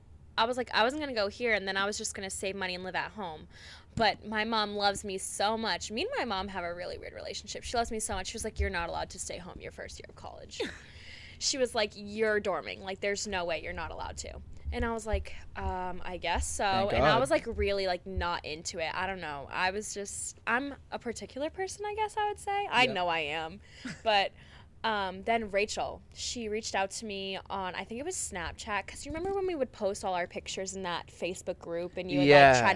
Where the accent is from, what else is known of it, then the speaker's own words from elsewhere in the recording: Tyngsborough, Massachusetts, United States; my hometown is like 15 minutes from here. Where are you from again? Tingsboro, Massachusetts.